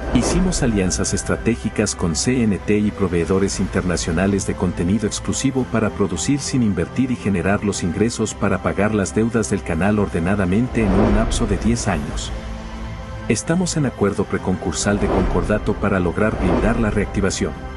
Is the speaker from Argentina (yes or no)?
no; Ecuador; los ecuatorianos honestos del país